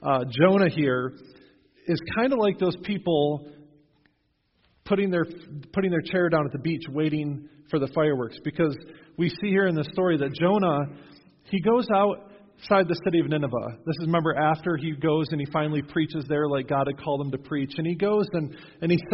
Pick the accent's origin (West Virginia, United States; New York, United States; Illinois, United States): New York, United States; Western; now in New Knoxville, United States; When I was growing up in Western New York